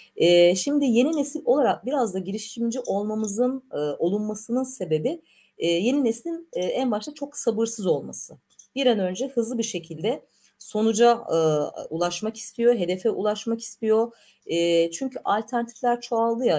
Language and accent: Turkish; Black Sea Region, Turkey; ben Karadenizliyimdir.